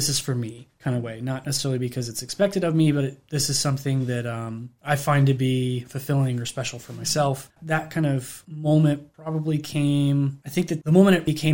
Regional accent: Harrisonburg, Virginia, United States; I grew up in Harrisonburg

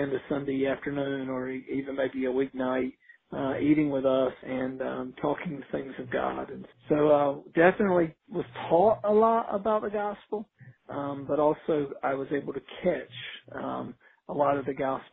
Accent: Outer Banks of North Carolina, United States; now in Lynchburg, United States; I grew up on the Outer Banks of North Carolina.

